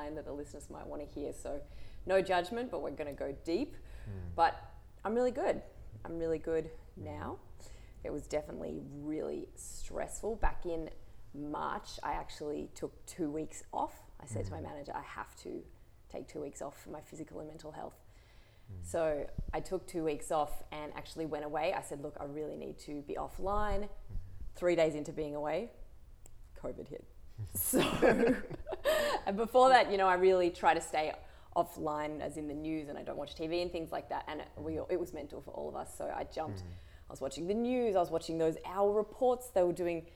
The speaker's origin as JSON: {"language": "English", "town": "Melbourne", "region": "Victoria", "country": "Australia", "tie": "born or raised there", "also_born_or_lived": "Mansfield, Victoria", "said": "I grew up in Melbourne. I grew up half in Camberwell"}